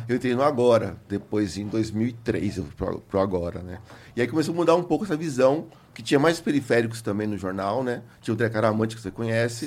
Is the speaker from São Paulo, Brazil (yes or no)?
yes; São Paulo, Brazil; also born or lived in Santa Cecília, São Paulo; Sou cria do Capão. Cheguei no Capão com 6 anos de idade, saí com 20, me formei lá